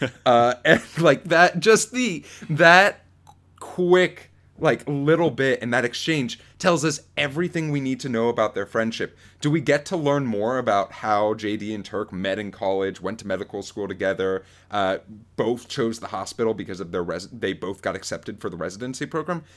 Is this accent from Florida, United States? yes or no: yes; Florida, United States; growing up in Florida